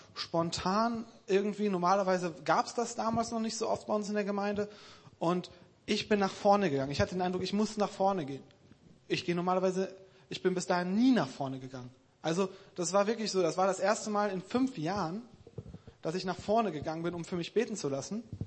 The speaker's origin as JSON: {"language": "German", "town": "Krefeld", "region": "North Rhine-Westphalia", "country": "Germany", "moved": "yes", "said": "Ich komme aus Krefeld"}